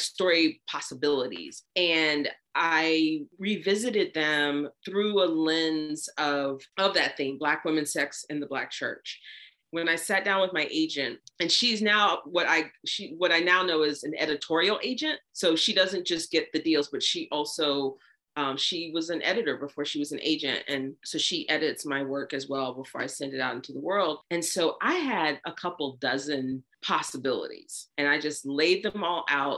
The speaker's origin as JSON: {"language": "English", "region": "the South", "country": "United States", "tie": "born or raised there", "said": "I grew up in the South"}